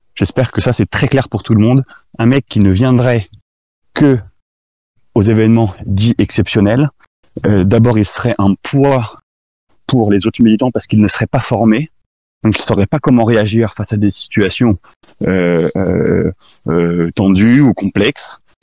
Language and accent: French; France; en tant que Français, pas forcément en tant que catholique, donc Français